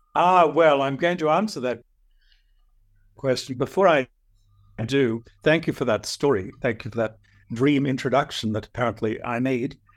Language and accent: English; Australia; I'm an Aussie.